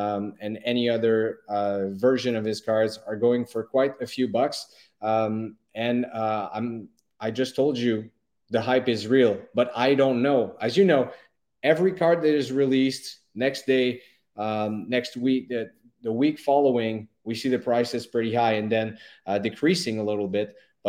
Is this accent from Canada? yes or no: yes; Montreal, Quebec, Canada; born and raised in Montreal, still living here